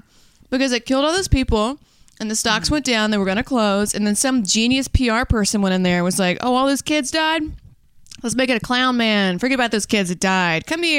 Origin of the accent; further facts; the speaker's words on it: Louisiana, United States; I was raised in Louisiana for the most part.